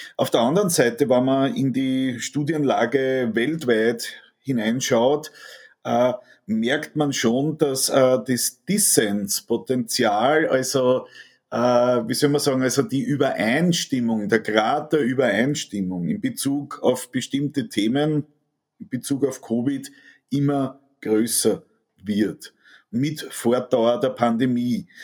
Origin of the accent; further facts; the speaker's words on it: Austria; Mir tut es als Österreicher